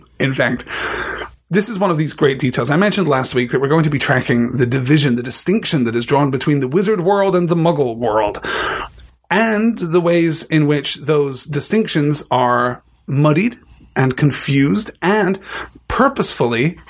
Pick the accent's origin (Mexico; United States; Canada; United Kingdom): United Kingdom; as a British person